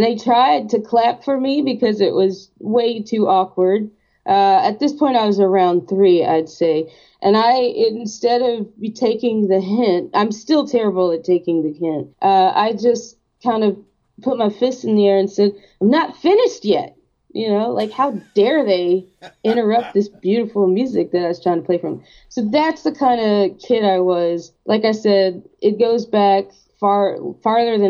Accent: Athens, Georgia, United States; my hometown in Athens

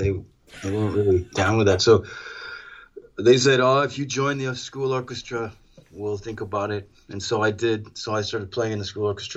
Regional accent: Ventura, California, United States; moved away as an adult; also born or lived in Los Angeles; now in San Francisco, United States; I spent a lot of time growing up in Ventura in L.A.

